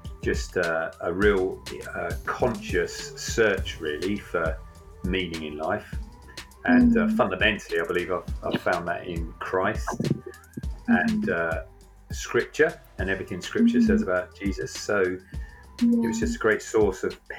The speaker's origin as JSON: {"language": "English", "area": "Isle of Wight", "region": "South East England", "country": "United Kingdom", "tie": "born or raised there", "moved": "as an adult", "lives_now": "Rugby, United Kingdom", "said": "So I grew up on the Isle of Wight, which, if you know it, I have to say is a rough hood."}